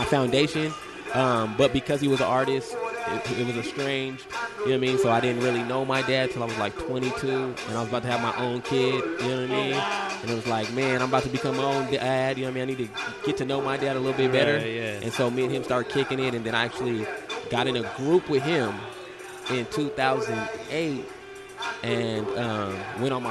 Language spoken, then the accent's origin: English; San Diego, California, United States; also born or lived in St. Louis; I was raised here, grew up here, but I wasn't born here.